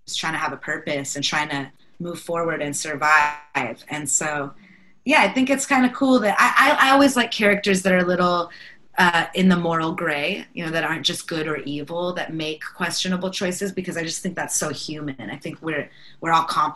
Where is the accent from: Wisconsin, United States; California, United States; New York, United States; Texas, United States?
California, United States; Bay Area; we're both from the Bay Area